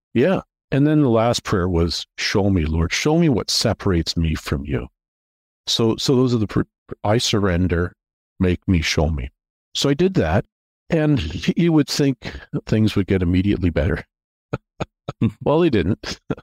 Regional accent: Toronto, Ontario, Canada; also born or lived in Atlanta; I grew up in the Toronto area

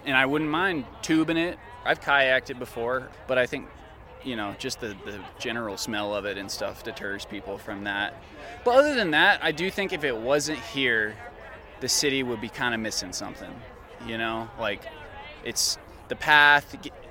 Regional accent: Memphis, Tennessee, United States; now in Denver, United States; I grew up in Memphis, Tennessee

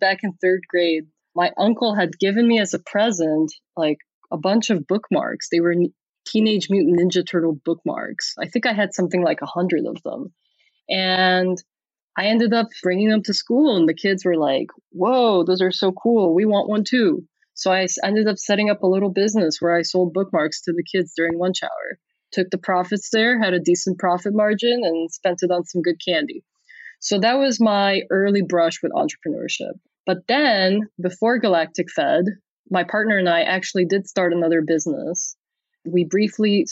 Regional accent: Chicago, Illinois, United States; also born or lived in Transylvania; I grew up in the 90s, like hardcore Chicago Bulls times.

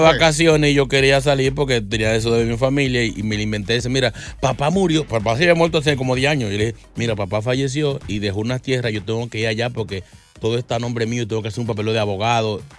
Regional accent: Dominican Republic; moved away; tenía un problema con unas tierras en mi país

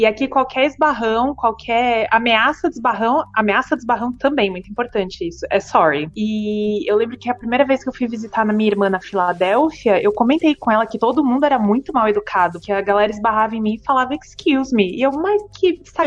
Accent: Brazil

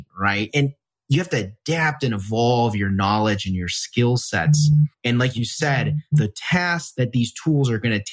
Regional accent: Wisconsin, United States; I grew up in the Midwest. So I grew up in Wisconsin.

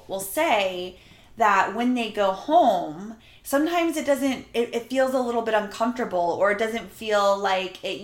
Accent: Jacksonville, Florida, United States; moved away; We went home to Florida. We're from Jacksonville, Florida.

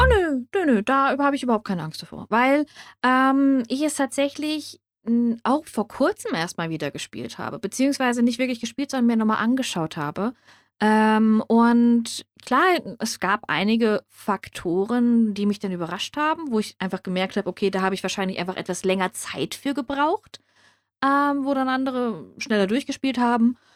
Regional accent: Germany; was in Deutschland ist und ich bekomme es sogar und es spielt in meiner Heimat

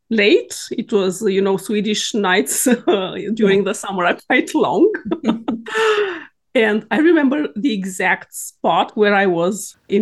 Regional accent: Romania; moved away as an adult; now in Sweden; I am born and raised in Romania

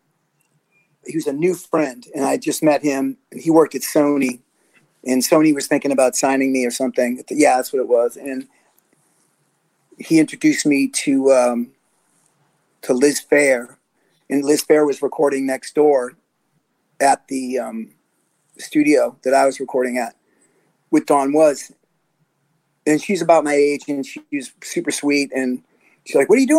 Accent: Boston, Massachusetts, United States; I'm from Boston

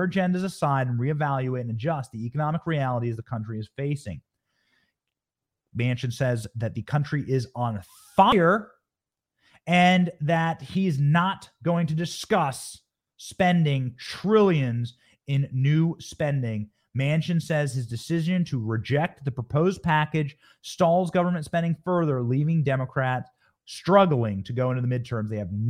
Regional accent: Los Angeles, California, United States; born there; I was born in Los Angeles. Didn't live there for long, but I was born in Los Angeles.

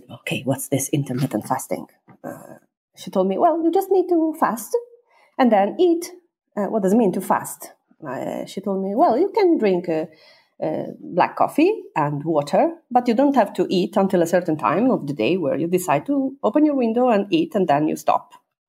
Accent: Sardinia, Italy; English is a second language; moved away as an adult; also born or lived in China; Sardinian, because I'm from Sardinia

